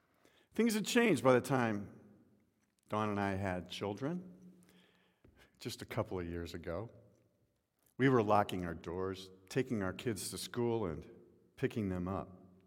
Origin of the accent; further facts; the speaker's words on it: Midwest, United States; I can remember as a young boy growing up in the Midwest, home life at that point was different